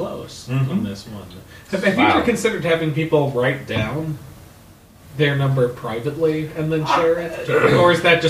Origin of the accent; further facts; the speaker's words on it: Minnesota, United States; I'm a Minnesotan